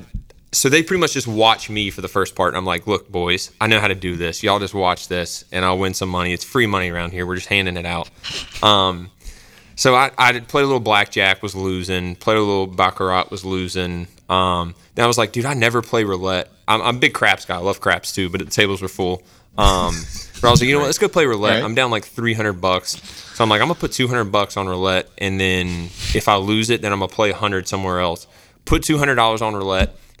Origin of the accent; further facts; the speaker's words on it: Greenville, United States; I'm from Greenville